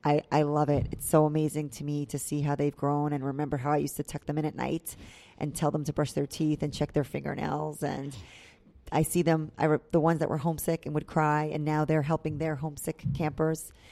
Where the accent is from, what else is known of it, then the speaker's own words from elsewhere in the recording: New York, United States; moved away as an adult; now in Tampa, United States; I'm from New York. I grew up in New York